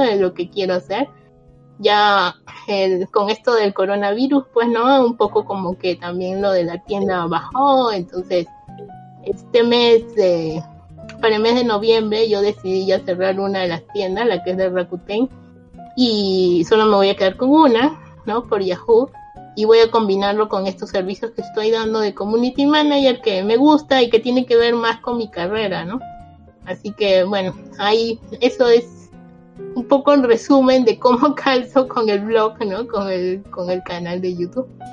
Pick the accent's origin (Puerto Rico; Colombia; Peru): Peru; moved away as an adult; now in Japan; Yo soy peruana y vivo en Japón ya 12 años.